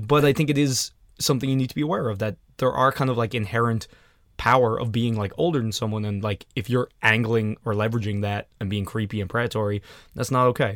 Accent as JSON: {"language": "English", "country": "Ireland", "said": "I'm from Ireland"}